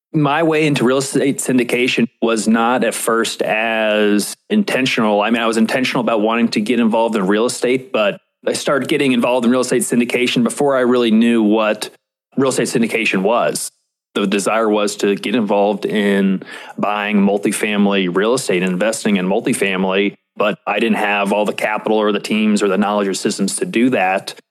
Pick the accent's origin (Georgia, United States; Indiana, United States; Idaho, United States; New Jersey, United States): Indiana, United States; Indianapolis; also born or lived in New York City; I ended up moving back to Indianapolis, which, which is my hometown